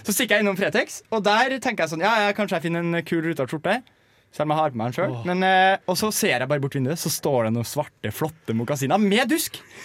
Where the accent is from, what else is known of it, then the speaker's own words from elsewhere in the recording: Trondheim, Trøndelag, Norway; jeg er fra Trondheim